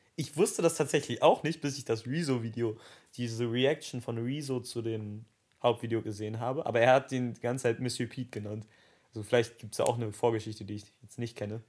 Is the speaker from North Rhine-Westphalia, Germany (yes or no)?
yes; Dortmund, North Rhine-Westphalia, Germany; wir kommen beide aus Dortmund